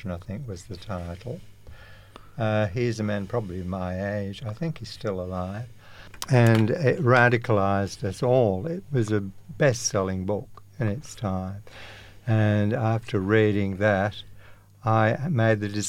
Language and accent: English; United Kingdom; moved away as an adult; also born or lived in Sydney, Australia / Perth, Australia; now in Australia; I'm from the UK. Small place called Pelsoik, I was born in 1943